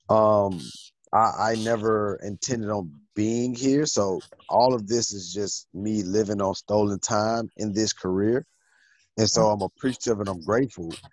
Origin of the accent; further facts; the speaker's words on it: Atlanta, Georgia, United States; I'm from Atlanta